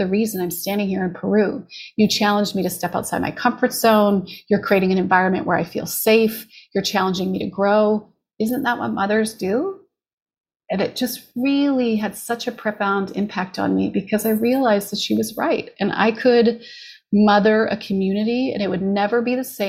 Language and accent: English; Canada; moved away as an adult; now in Los Angeles, United States; I'm a Canadian, was very grateful to be diagnosed in Canada